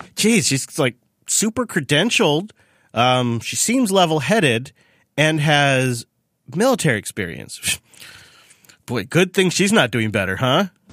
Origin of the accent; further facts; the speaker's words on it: Washington, United States; in Washington State, my home state